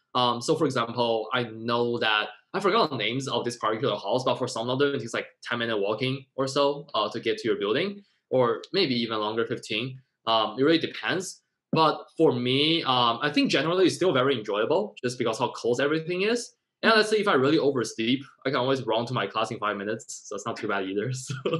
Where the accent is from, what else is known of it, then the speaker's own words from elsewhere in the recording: Shenzhen, Guangdong, China; now in New York, United States; I was born in Shenzhen, China